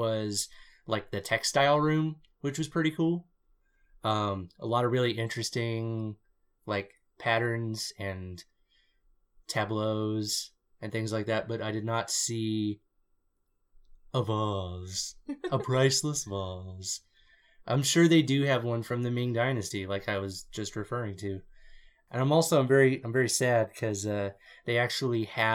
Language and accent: English; United States; I'm an American